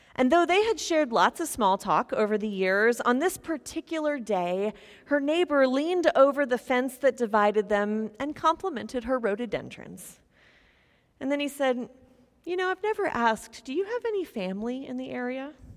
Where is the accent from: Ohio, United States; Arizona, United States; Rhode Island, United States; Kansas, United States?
Kansas, United States; Topeka; moved away as an adult; I'm from Topeka, Kansas